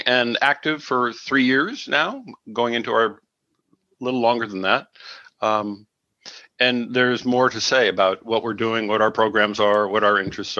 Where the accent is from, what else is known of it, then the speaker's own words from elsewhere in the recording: California, United States; also born or lived in Boston; now in Belfast, United States; I grew up in California, moved to Maine from Boston about 7 years ago.